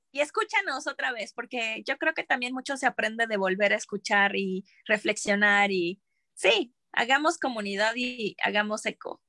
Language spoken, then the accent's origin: Spanish; Mexico